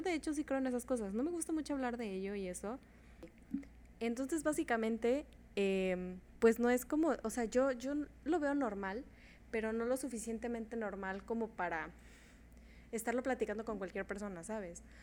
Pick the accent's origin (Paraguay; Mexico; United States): Mexico; yo nací en México